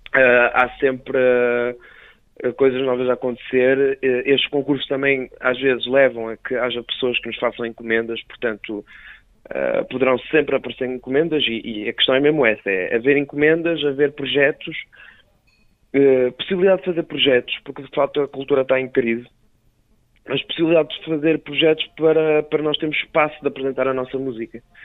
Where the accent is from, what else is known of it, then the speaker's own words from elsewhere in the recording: Cinfães, Viseu, Portugal; Somos de Sinfãs